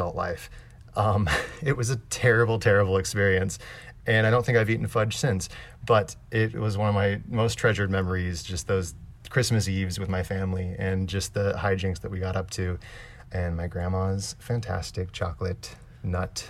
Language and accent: English; Nebraska, United States; now in Los Angeles, United States; I live in Los Angeles now. I'm an actor, but I grew up in Nebraska